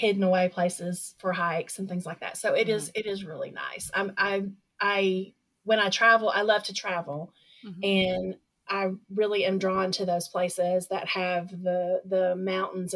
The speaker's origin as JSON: {"language": "English", "town": "Little Rock", "region": "Arkansas", "country": "United States", "tie": "born or raised there", "said": "Little Rock is kind of is my hometown. I grew up here"}